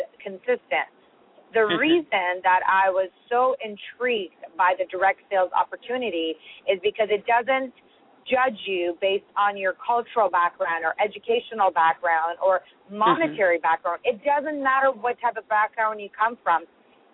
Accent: Toronto, Ontario, Canada; also born or lived in Iran; raised in Toronto, where I've spent most of my life

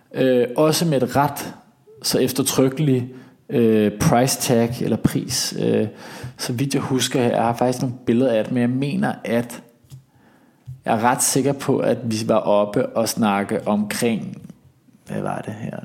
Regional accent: Denmark; accent: Danish; very Danish-agtig

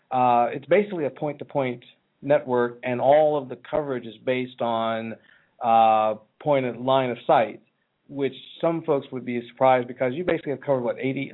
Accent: Johnstown, Pennsylvania, United States; moved away; also born or lived in Philadelphia, Pennsylvania; I'm actually from this part of the world. I was born in Philly, but I spent time in small town America at its finest, this little place in the western part of Pennsylvania called Johnstown. It's in Cambria County in western Pennsylvania.

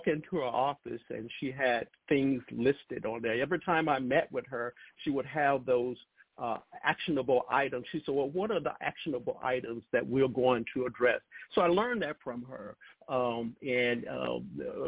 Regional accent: Lowndes County, Alabama, United States; where I grew up in Lowndes County, which sits between Selma and Montgomery, Alabama, a very rural area

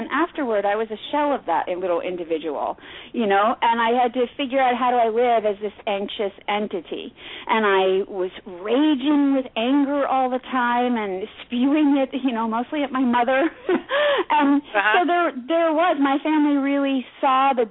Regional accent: New York City, New York, United States; Which is my hometown

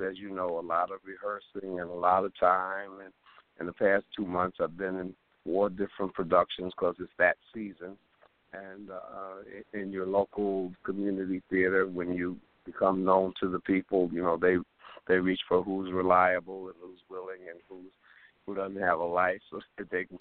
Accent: New York City, New York, United States; also born or lived in Harlem, New York City; I'm from Harlem, but, you know, I lived in Harlem when I was born till I was 9, but then I lived in the Bronx from the time I was 9 till I was 18

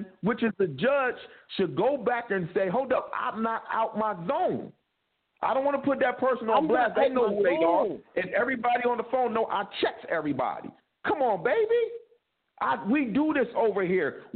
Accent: Delaware, United States; I'm from Delaware

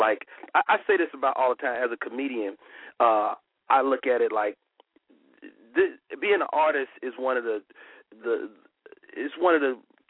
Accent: Chicago, Illinois, United States; I'm from Chicago

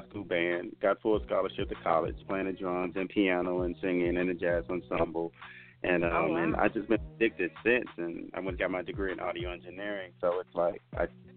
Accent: Mississippi, United States; now in Las Vegas, United States; I am a country boy. I'm from Mississippi originally.

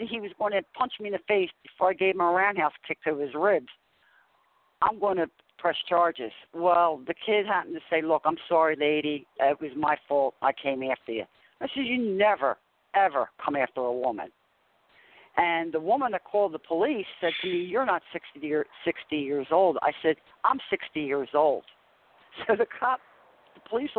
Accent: Philadelphia, Pennsylvania, United States; now in South Jersey, United States; I'm originally from South Philadelphia, and when I moved here to South Jersey

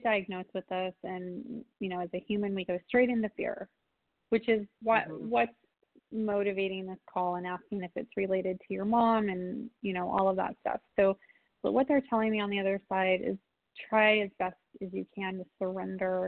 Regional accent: San Diego, California, United States; now in Wisconsin, United States; San Diego, my hometown

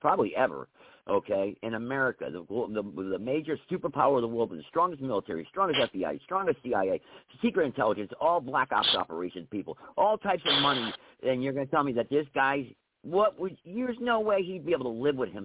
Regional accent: Connecticut, United States; I'm from Connecticut

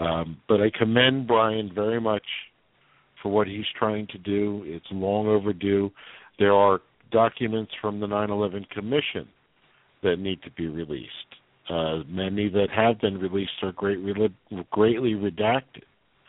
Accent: Philadelphia, Pennsylvania, United States; I'm from Philadelphia

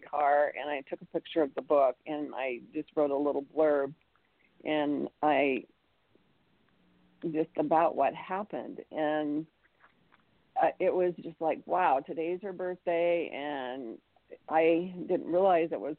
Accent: United States; also born or lived in Utah; me being an American

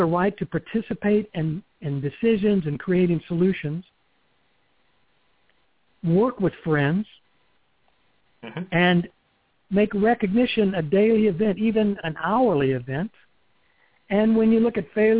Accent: the South, United States; accent: Southern; I grew up in the South.

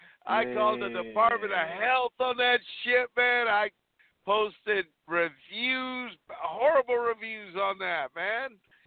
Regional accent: Huntingburg, Indiana, United States; also born or lived in Puerto Rico; I was born in Puerto Rico. I moved at the age of 9 to a little town called Huntingburg, Indiana. It's in southern Indiana. My family was the first minorities in that entire county. You know, we were the first Hispanics, first people of color.

